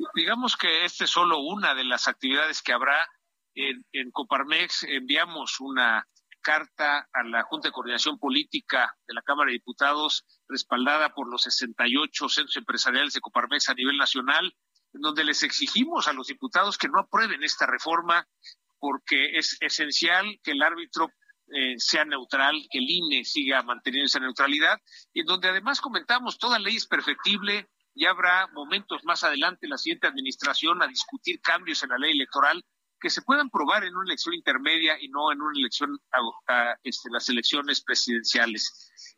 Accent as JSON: {"language": "Spanish", "country": "Mexico", "said": "como ciudadanos, como mexicanos"}